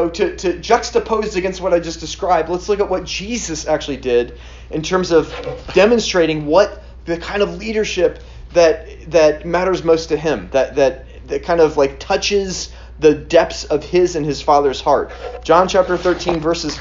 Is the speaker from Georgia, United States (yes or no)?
yes; Atlanta, Georgia, United States; I grew up in Atlanta too